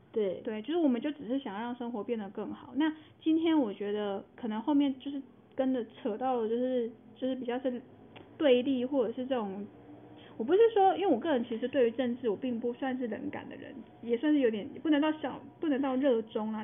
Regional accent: Taiwan; 我们台湾人有一部分人还先帮日本打完仗了

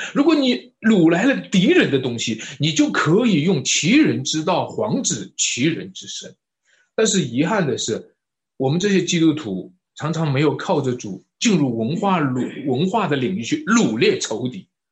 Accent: China; 我们中国人

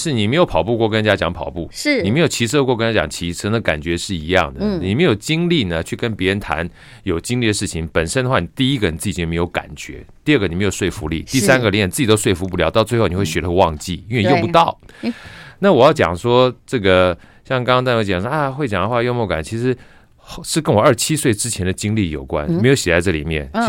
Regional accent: Luodong, Yilan County, Taiwan; 我那我在罗东罗东圣母医院出生啊，所以我的那个身份证是 G 开头嘛。

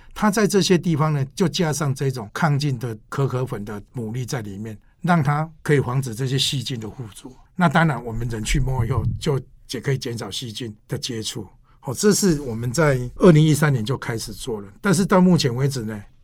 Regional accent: Taiwan; 我们台湾人

